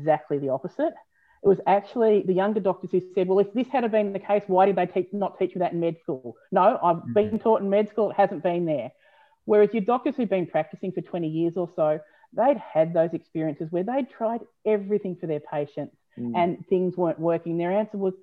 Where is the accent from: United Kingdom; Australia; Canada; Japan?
Australia; being an Aussie